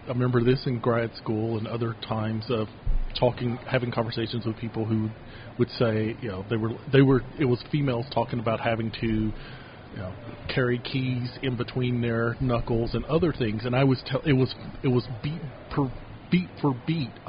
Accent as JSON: {"language": "English", "region": "the South", "country": "United States", "said": "not just because I'm a Southerner and that's just our Gentile way."}